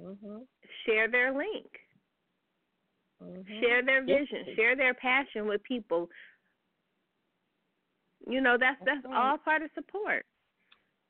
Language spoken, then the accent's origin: English; Bay Area, California, United States; I'm from the Bay Area